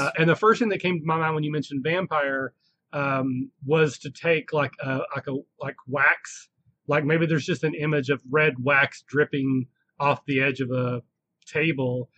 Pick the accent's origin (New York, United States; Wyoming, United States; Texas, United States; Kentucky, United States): Kentucky, United States; Southeast; I, now I'm from the South. I'm not from the deep South. I'm from Southeast Kentucky